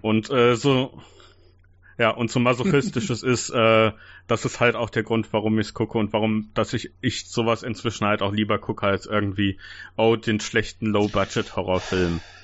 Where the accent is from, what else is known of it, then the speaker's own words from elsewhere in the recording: Germany; als Deutsche so aus meiner Altersgruppe, aus meiner Generation